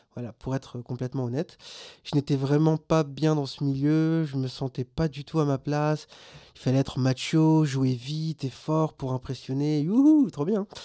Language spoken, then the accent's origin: French; Réunion; moved away; also born or lived in Maubeuge; je suis réunionnais, je viens donc de l'île de la Réunion